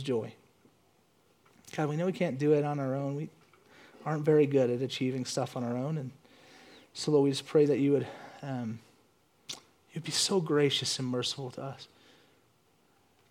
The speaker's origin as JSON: {"language": "English", "region": "the South", "country": "United States", "tie": "born or raised there", "said": "I grew up in the South where I kept hearing this stuff on the radio"}